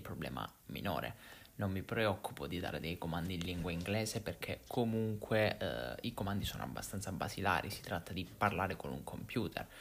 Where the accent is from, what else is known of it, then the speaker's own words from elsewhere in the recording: Italy; accent: Italian; la lingua inglese dettata da un italiano, quindi da una persona italiana. Non so se sia un problema di accento, del nostro accento